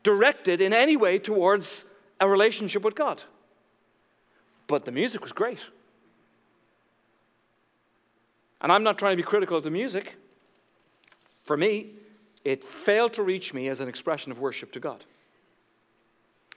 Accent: Ireland; moved away; growing up in Ireland

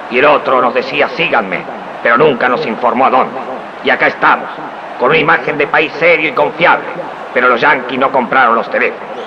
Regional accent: Argentina; raza extraña somos los argentinos.

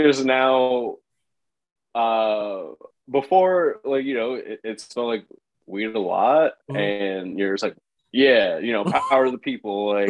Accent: Boston, Massachusetts, United States; I'm from Boston.

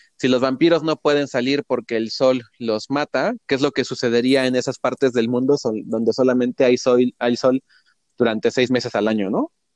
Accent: Mexico

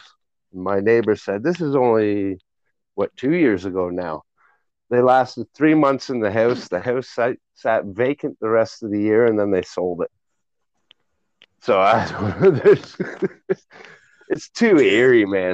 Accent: Whitby, Ontario, Canada; I grew up in Whitby, and we would play down at the old Whitby Psych all the time

